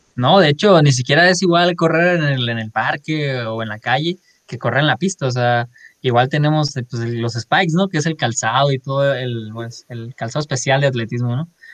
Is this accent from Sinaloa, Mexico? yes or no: yes; Culiacán, Sinaloa, Mexico; moved away as an adult; now in Monterrey, Mexico; soy de Culiacán, Sinaloa, este, ahí nací, ahí crecí, ahí viví 18 años